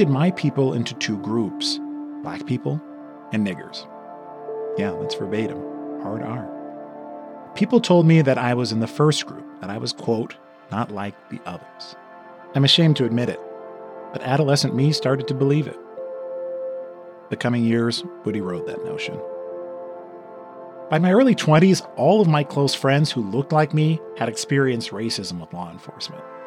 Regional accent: Los Angeles, California, United States; also born or lived in Inland Empire, California; I grew up in Westwood

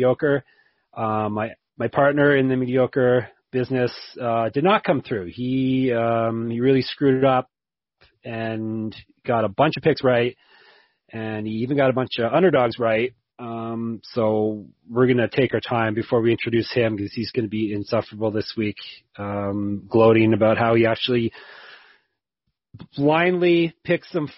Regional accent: Canada; I'm Canadian

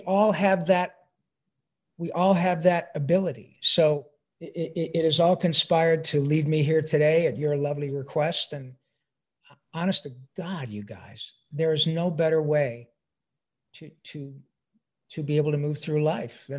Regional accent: Detroit, Michigan, United States; moved away as an adult; also born or lived in Livonia, Michigan; I'm a proud son of Detroit, Michigan.

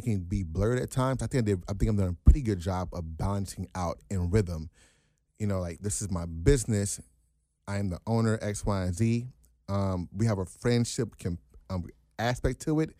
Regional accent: United States; I'm born and raised here

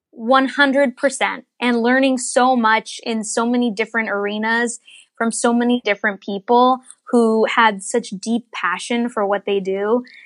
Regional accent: Northern Virginia, United States; I grew up in Virginia, Northern Virginia

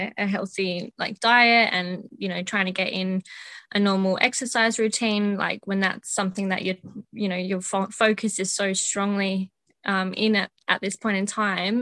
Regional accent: Adelaide, South Australia, Australia; also born or lived in Northern Territory; I am from Adelaide. I've lived here most of my life.

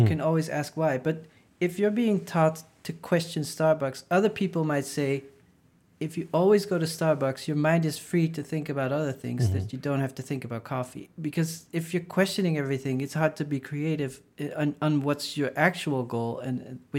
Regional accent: Maastricht, Limburg, Netherlands; I grew up in Maastricht, which is at the border with Belgium, and so weed was legal, semi-legal in the Netherlands and illegal in France and Belgium

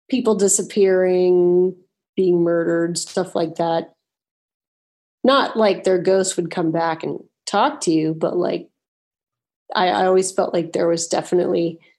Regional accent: Washington, United States; Western Washington. Like I lived all over

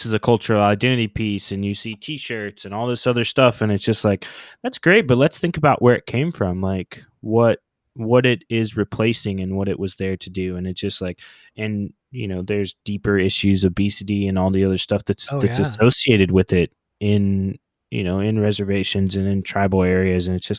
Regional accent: Oklahoma, United States; born there; I'm of American Indian descent. You know, I was born in Oklahoma. I'm a member of the Choctaw Nation.

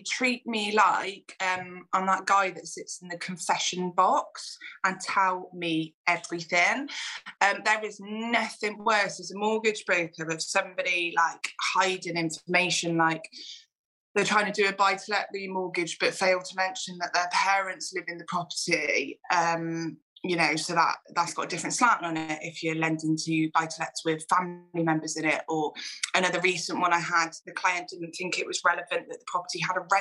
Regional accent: Gloucester, South West England, United Kingdom; my hometown in Gloucester

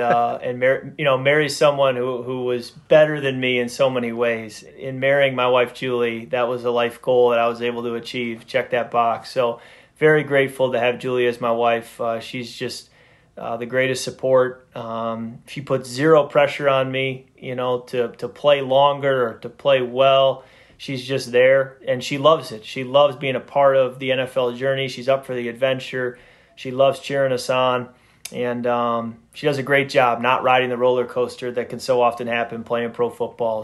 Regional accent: Midwest, United States; I grew up in the Midwest

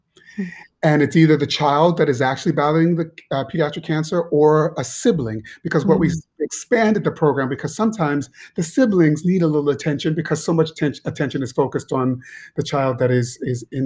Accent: Shaker Heights, Ohio, United States; moved away as an adult; also born or lived in Pittsburgh / New York; growing up in Shaker, I was pretty sheltered

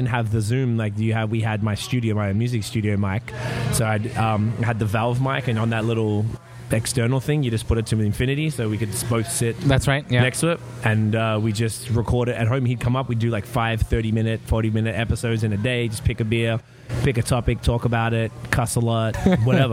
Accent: Melbourne, Victoria, Australia; moved away as an adult; now in Canada; I am from Melbourne, Australia, as people could probably tell. I moved to Canada in September 2010

